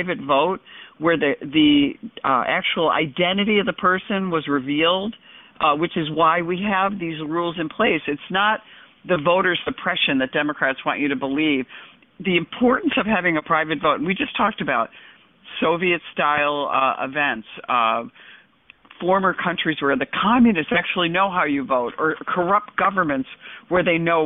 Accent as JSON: {"language": "English", "region": "New York", "country": "United States", "said": "as a New Yorker"}